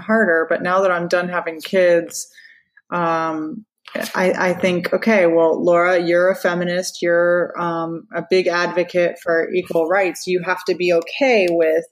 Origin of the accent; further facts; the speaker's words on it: Orlando, Florida, United States; I was born in Orlando